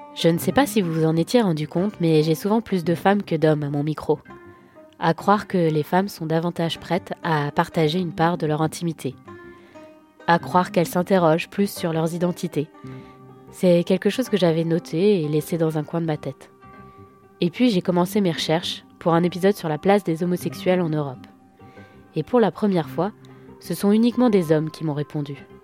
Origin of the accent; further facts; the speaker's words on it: France; je suis française, européenne et hétérosexuelle